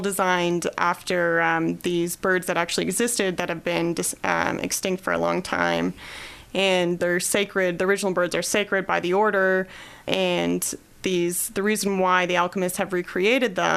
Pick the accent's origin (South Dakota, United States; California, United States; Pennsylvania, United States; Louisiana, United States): California, United States; also born or lived in Australia; now in Columbia, United States; I didn't grow up here. I grew up in California